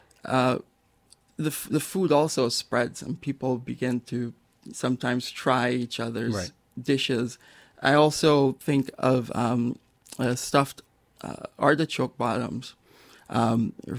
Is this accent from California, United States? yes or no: yes; Los Angeles, California, United States; I grew up in Los Angeles